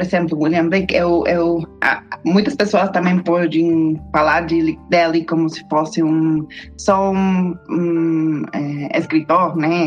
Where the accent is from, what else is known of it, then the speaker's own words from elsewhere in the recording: Mexico; Portuguese is a second language; also born or lived in United States; eu sou uma mexicana-americana historiadora da arte